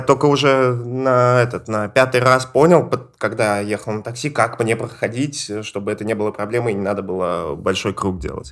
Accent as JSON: {"language": "Russian", "town": "Ivanovo", "region": "Ivanovo Oblast", "country": "Russia", "said": "у меня Иваново"}